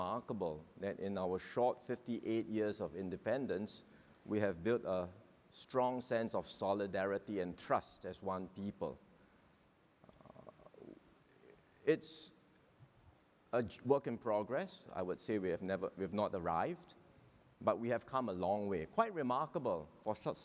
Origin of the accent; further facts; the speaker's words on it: Singapore; as Singaporeans